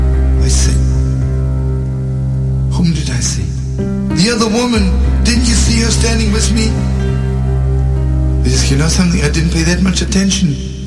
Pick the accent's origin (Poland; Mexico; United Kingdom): Poland; Lodz, Łódź Voivodeship; born there; I was born in Lodz. And when the Germans came to Lodz, I was 4 years old.